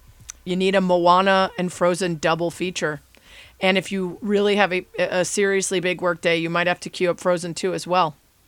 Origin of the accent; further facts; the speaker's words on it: Chicago, Illinois, United States; I'm from Chicago